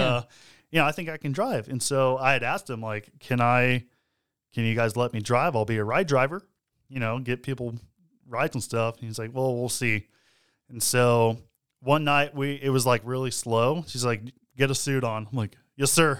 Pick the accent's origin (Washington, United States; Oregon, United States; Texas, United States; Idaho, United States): Texas, United States; We're from Texas.